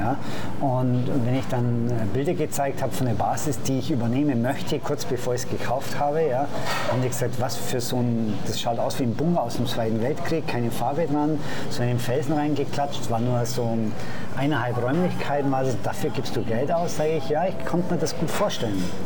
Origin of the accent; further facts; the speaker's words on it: Augsburg, Bavaria, Germany; moved away as an adult; now in Madeira, Portugal; in meiner Heimatstadt in Augsburg